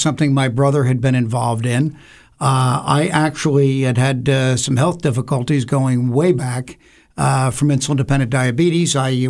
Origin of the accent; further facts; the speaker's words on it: Shrewsbury, New Jersey, United States; Well, I grew up in the Jersey Shore area, actually in Shrewsbury Borough, a small little town in eastern Monmouth County. I was educated in local school systems